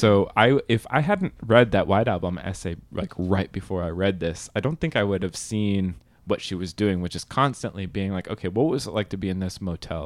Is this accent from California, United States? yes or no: yes; California, United States; I'm from California